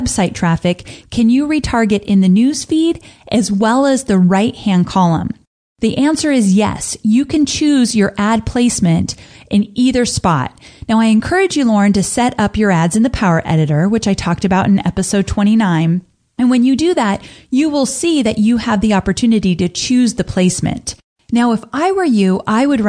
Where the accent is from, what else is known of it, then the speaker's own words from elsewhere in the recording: California, United States; Growing up in California